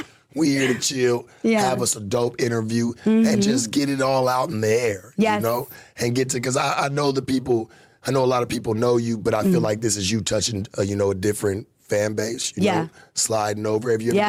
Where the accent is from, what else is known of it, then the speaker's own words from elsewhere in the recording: United States; How do I know? I'm from the United States, baby. I know about all of these motherfuckers.